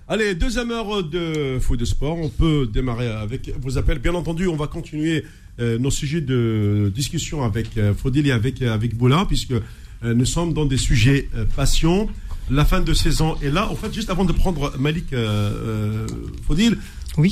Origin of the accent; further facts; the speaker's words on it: Algeria; je suis algérien